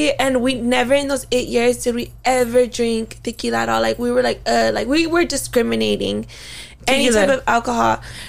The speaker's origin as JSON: {"language": "English", "town": "Sacramento", "region": "California", "country": "United States", "moved": "as an adult", "lives_now": "Los Angeles, United States", "said": "we're from Northern Cali, we're from Sacramento, like close to the Bay."}